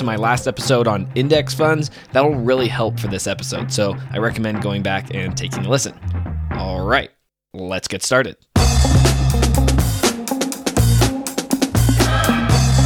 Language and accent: English; Oakland, California, United States; I'm from Oakland